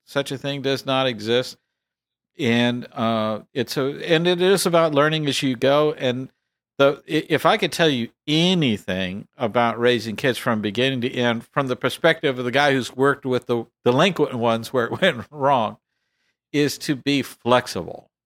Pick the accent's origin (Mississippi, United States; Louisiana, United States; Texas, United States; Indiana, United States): Texas, United States; I'm from Texas